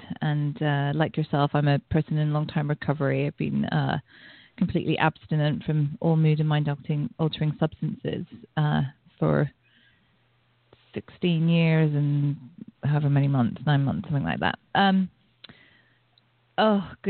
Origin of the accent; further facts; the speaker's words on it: England, United Kingdom; I grew up in England